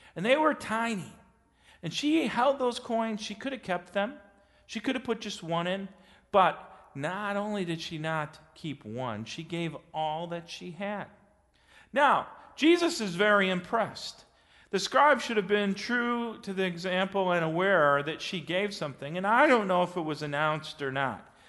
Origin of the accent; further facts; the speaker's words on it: West Bend, Wisconsin, United States; I grew up in West Bend, Wisconsin